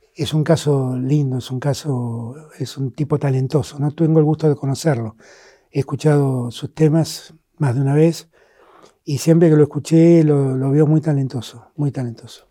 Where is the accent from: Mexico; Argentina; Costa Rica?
Argentina